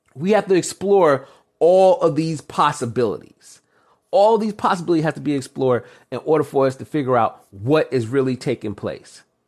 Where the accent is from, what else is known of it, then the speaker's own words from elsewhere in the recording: New York, United States; I'm originally from New York, and I live right by New Jersey